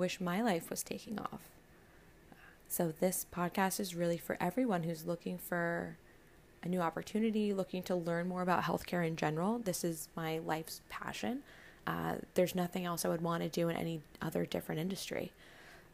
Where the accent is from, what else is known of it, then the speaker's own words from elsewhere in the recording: Paramus, New Jersey, United States; I'm originally from Paramus, New Jersey, which is about 15 minutes outside of New York City.